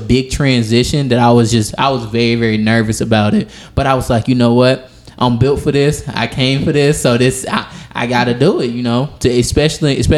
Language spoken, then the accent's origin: English; the South, United States; accent: Southern; I'm from the South, so when I say certain stuff, it comes out very, very weird